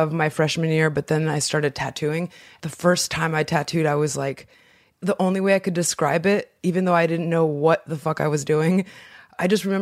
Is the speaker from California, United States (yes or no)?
yes; Inland Empire, California, United States; also born or lived in Mexico; I was born in Mexico and then my family came to America in 1986 or 88, I can't remember. And we moved to the Inland Empire, which is about 2 hours from